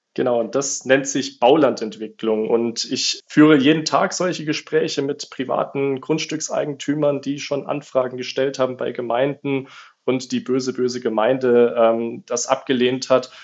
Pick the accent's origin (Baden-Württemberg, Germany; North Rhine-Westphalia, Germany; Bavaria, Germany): Baden-Württemberg, Germany; Lake Constance; Ich komme unten vom Bodensee